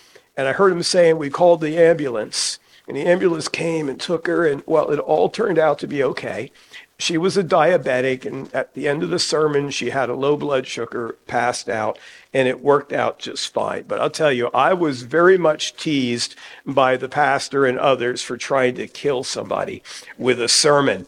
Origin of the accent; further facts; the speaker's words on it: New Jersey, United States; moved away as an adult; now in Hagerstown, United States; Back in my home state of New Jersey, I grew up in a church involvement in my teenage years